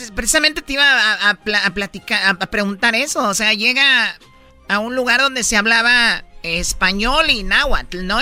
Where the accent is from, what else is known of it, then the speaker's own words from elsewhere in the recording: Los Altos de Jalisco, Mexico; yo que soy de Jalisco, de los altos de Jalisco